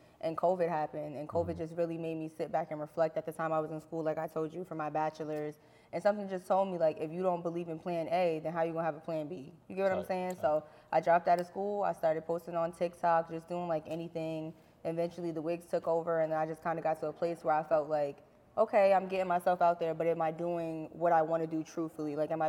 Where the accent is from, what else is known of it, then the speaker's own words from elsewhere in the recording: New Brunswick, New Jersey, United States; I am from New Brunswick, New Jersey.